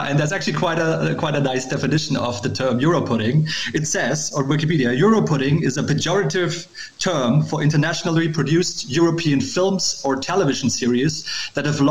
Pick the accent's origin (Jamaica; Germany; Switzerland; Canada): Germany; I'm a German writer. I'm also based in Berlin